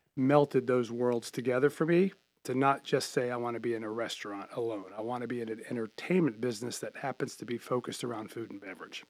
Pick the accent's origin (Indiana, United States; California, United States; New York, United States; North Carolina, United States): North Carolina, United States; Charlotte; I'm born and raised in Charlotte